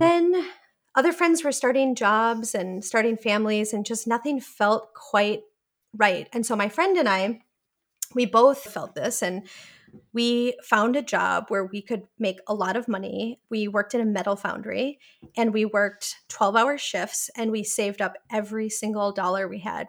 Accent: Milwaukee, Wisconsin, United States; moved away as an adult; also born or lived in Portland, Oregon; I grew up in Milwaukee, Wisconsin

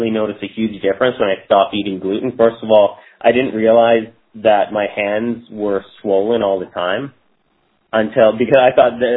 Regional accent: Toronto, Ontario, Canada; moved away as an adult; also born or lived in Tofino, British Columbia; now in Victoria, Canada; I grew up in Toronto, Ontario, Canada, and I moved to the West Coast probably about 15, 16 years now, and just been basically living the dream. I lived in Tofino with my wife for about four years.

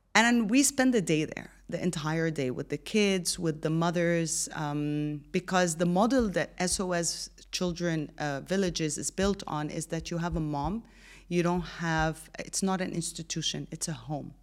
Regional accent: Egypt; now in Dubai, United Arab Emirates; born and raised in Egypt, but I've lived, studied, and worked in more than seven countries

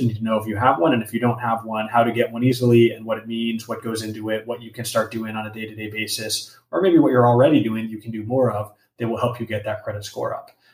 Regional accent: Los Angeles, California, United States; I grew up grew up in Los Angeles, grew up in a Mexican American family here

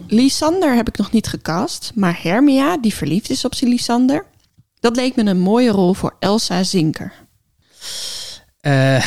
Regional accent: Netherlands; we als Nederlanders

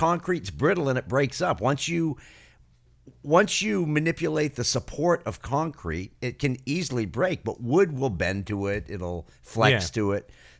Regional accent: New England, United States; I grew up building houses in New England.

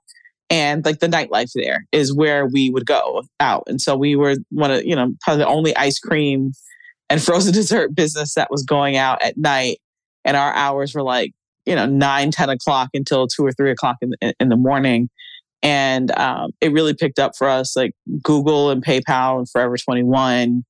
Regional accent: South Florida, United States; growing up in South Florida

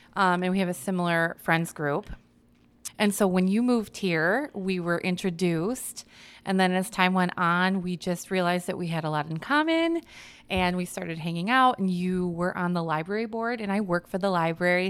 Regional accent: Hanover Park, Illinois, United States; also born or lived in Saint Charles, Illinois / Yorkville, Illinois; I grew up in the eighties in Hanover Park, Illinois

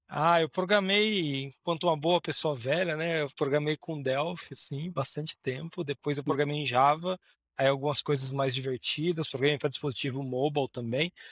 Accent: Bauru, São Paulo, Brazil; Eu sou de Bauru originalmente, interior de São Paulo

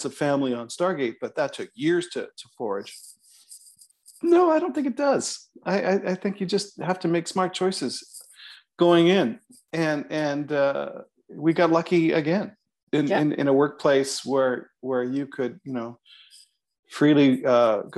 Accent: Toronto, Ontario, Canada; you can tell I'm from Toronto because I said Toronto

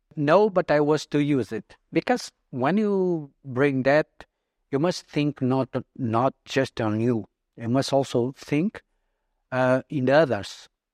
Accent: Portugal; also born or lived in Mozambique; I went to Portugal when I was three years old

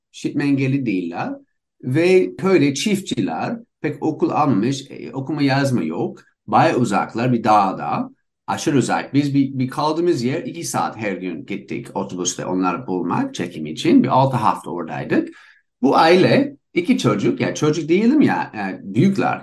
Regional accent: United States; Turkish is a second language; moved away as an adult; also born or lived in Istanbul, Turkey; now in Barcelona, Spain; İkimiz Amerikalıyız.

